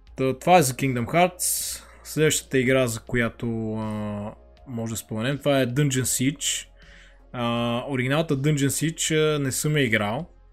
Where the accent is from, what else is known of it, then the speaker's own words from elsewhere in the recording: Lovech, Lovech Province, Bulgaria; в моя роден град Ловеч